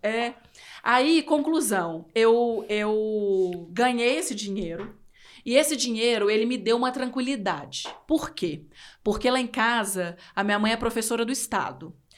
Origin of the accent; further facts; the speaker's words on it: interior of Minas Gerais, Brazil; moved away; eu sou do interior de Minas e minha cidade tem 17 mil habitantes